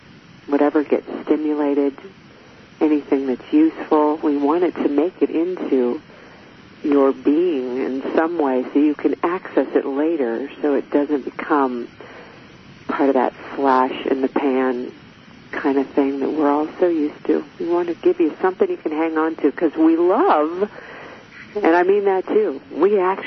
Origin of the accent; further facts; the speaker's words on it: United States; I am American